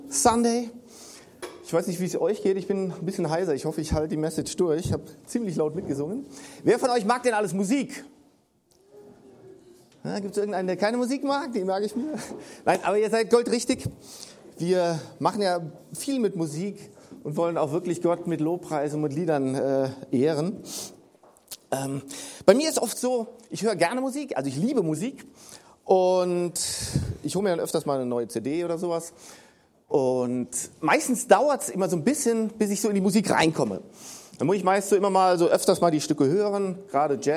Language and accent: German; North Rhine-Westphalia, Germany; ich komme ja aus dem Rheinland, gibt's das Siebengebirge. Und dazu muss ich sagen, wir Rheinländer haben ein bisschen anderes Verständnis von Gebirgen.